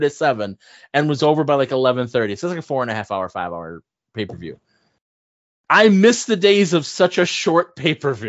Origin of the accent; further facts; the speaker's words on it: New York, United States; I grew up in New York